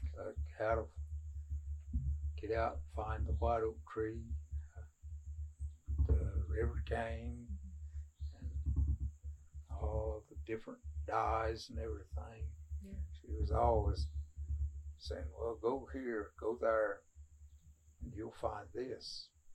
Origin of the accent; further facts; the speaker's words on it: Cherokee, North Carolina, United States; also born or lived in Birdtown; I was born at the hospital at Cherokee, just like Louise there. I've lived here in Birdtown after we got married.